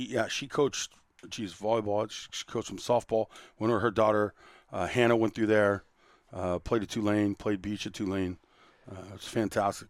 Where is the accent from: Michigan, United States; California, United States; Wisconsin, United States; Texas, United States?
California, United States; Santa Monica; also born or lived in Torrance; Born and raised in Santa Monica, seventh and Hill Street